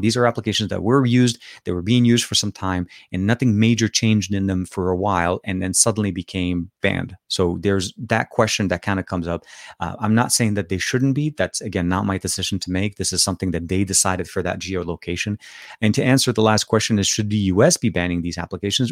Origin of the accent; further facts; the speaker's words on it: Lebanon; accent: Lebanese Arabic; now in California, United States; I am from Lebanon originally. So I speak Arabic